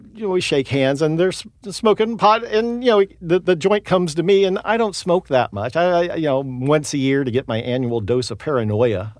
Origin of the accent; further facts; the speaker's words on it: Houston, Texas, United States; moved away as an adult; grew up in Houston, went to film school at the University of Texas.